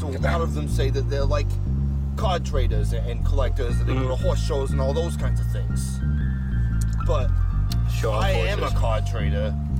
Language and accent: English; Italy; Well, because I come from Italy.